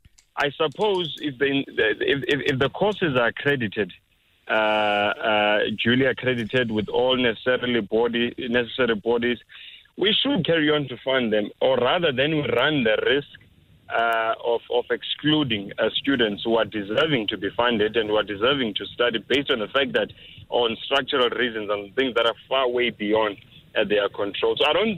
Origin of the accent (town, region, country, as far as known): South Africa